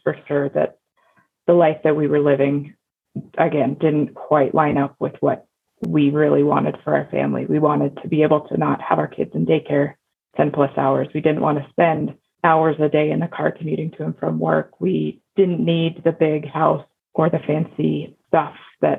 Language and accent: English; Cody, Wyoming, United States; moved away; also born or lived in Houston, Texas; We're going to move back to where I grew up in Cody, Wyoming